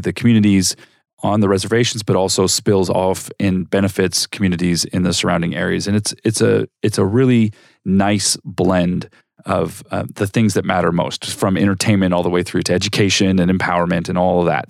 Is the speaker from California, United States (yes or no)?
yes; Southern California, United States; moved away as an adult; now in Arizona, United States; I grew up in Southern California